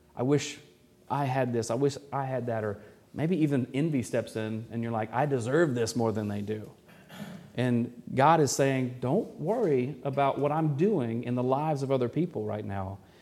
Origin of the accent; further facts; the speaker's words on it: Arkansas, United States; I'm from Arkansas too